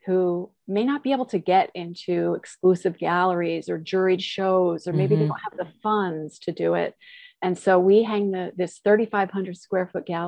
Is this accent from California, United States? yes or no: no; Long Island, New York, United States; when I was a kid growing up on Long Island